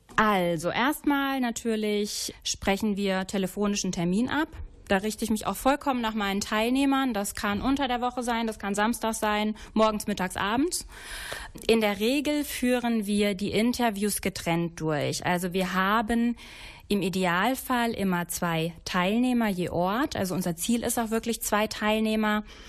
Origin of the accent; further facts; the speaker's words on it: Wittgenstein, North Rhine-Westphalia, Germany; in meiner Heimat Wittgenstein